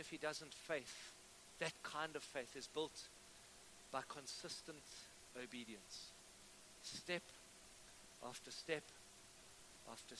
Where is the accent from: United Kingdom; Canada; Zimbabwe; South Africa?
South Africa; Cape Town, Western Cape; I grew up in Cape Town